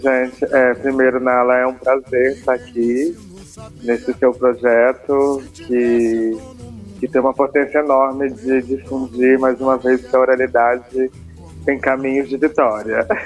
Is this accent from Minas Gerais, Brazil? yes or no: yes; Congonhas, Minas Gerais, Brazil; eu nasci em Congonhas, né, onde eu estou agora, aqui em Minas Gerais